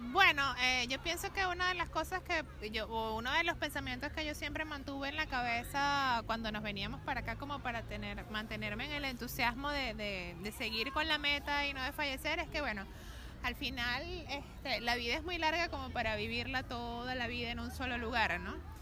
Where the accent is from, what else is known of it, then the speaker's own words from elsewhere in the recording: Margarita Island, Nueva Esparta, Venezuela; moved away as an adult; now in Buenos Aires, Argentina; nosotros venimos de la isla de Margarita